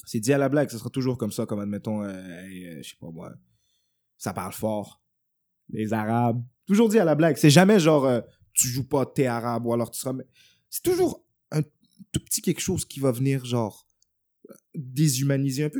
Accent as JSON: {"language": "French", "town": "Montreal", "region": "Quebec", "country": "Canada", "tie": "born or raised there", "said": "j'ai grandi à Montréal-Nord et tout, euh, un hood"}